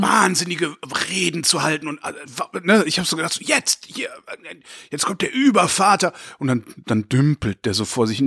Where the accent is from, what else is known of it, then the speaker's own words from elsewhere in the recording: Germany; ich bin von deutschen Eltern in Deutschland geboren, deutsch sozialisiert worden